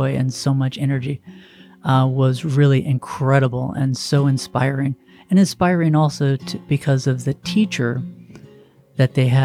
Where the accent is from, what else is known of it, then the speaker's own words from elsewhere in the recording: United States; me, as an American